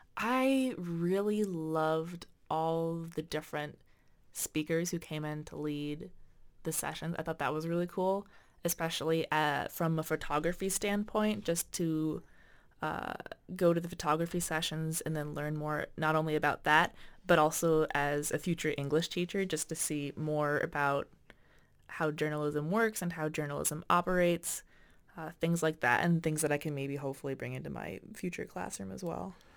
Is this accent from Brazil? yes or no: no; Winona, Minnesota, United States; I'm actually from Winona-, uh, Wina-, Winonin, from Winona